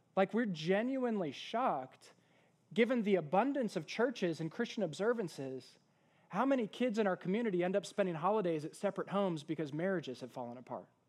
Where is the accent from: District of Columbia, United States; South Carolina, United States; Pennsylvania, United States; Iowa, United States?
District of Columbia, United States; Washington; now in East Texas, United States; where I'm from in the Washington, D C area